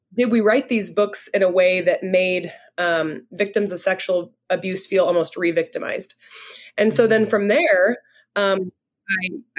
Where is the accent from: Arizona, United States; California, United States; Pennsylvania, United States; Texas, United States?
California, United States; now in South Dakota, United States; I'm from California, but I live in a little town in South Dakota right now